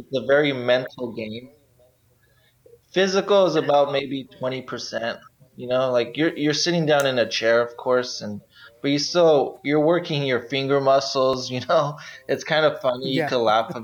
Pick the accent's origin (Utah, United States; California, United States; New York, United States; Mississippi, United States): California, United States; San Pedro; I was born and raised in San Pedro